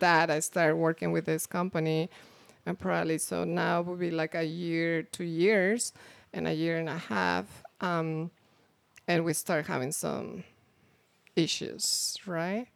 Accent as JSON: {"language": "English", "country": "Mexico", "tie": "born or raised there", "second_language": "English", "moved": "as an adult", "lives_now": "United States", "said": "I'm coming from Mexico. I already have my degree."}